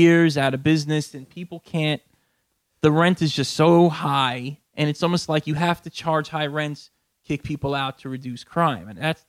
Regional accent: Jersey Shore, New Jersey, United States; also born or lived in Brooklyn, New York; I was born in Brooklyn. I lived here till my fifth birthday. I grew up down the Jersey Shore the majority of my life. So that's 38 now, so that's, 33 years I've been in Jersey, let's say.

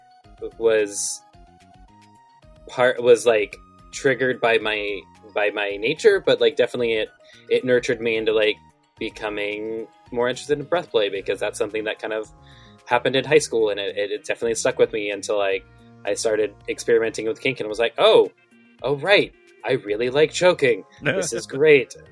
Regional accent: the South, United States; I'm also from the South, where we have a pizza chain called Cece's

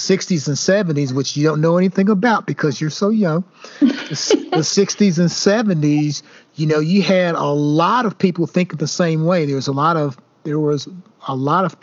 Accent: the South, United States; now in Indiana, United States; Moving to Indiana, I tell folks all the time when I first moved here, I said, I grew up in the South.

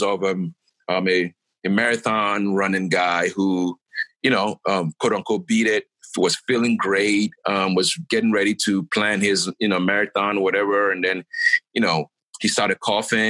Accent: Ghana; I'm a Ghanaian

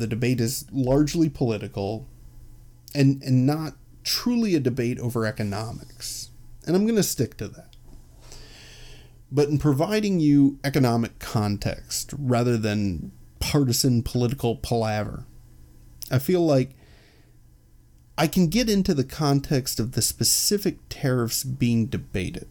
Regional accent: Chicago, Illinois, United States; I'm from Chicago

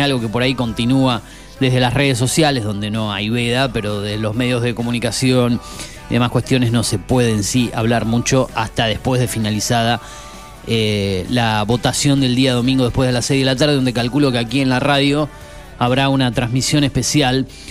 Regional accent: Argentina; los argentinos que padecemos este país

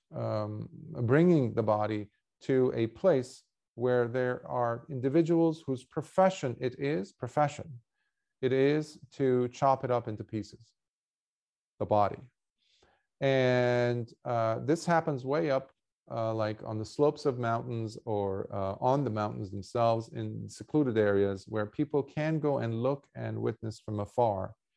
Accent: Lebanon; moved away; I grew up in wartime in Lebanon

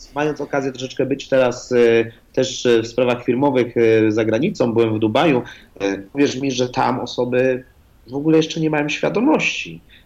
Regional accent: Poland; jestem z Polski

